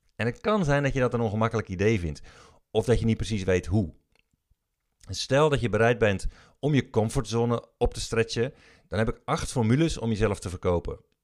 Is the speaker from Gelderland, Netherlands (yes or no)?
no; Breda, North Brabant, Netherlands; Ik ben opgegroeid in Breda